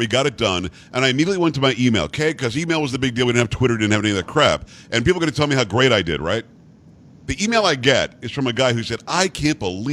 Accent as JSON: {"language": "English", "region": "Florida", "country": "United States", "said": "I'm from Florida"}